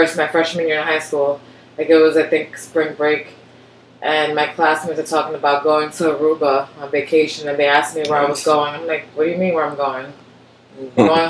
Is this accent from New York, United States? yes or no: yes; New York City, New York, United States; growing up in Washington Heights, I went to one of the local Catholic schools